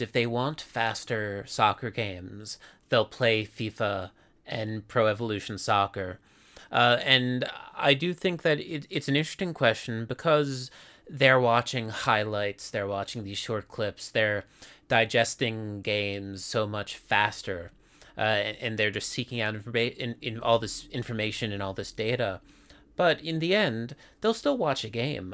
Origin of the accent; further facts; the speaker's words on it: Philadelphia, Pennsylvania, United States; now in Japan; I'm from Philadelphia